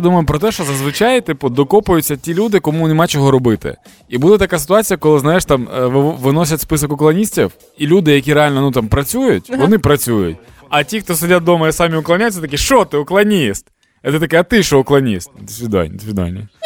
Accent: Dnipro, Dnipropetrovsk Oblast, Ukraine; moved away; мій рідний Дніпро

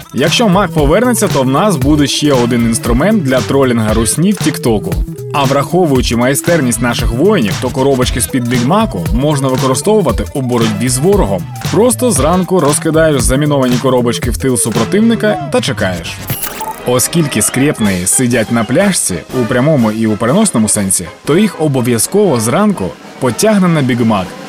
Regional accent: Ukraine

